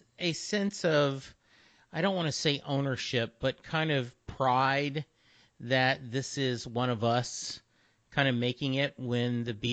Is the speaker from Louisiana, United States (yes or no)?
yes; Louisiana, United States; also born or lived in Texas; I grew up in Louisiana. We moved to Dallas in 86. My dad was in the Army. We moved around a lot.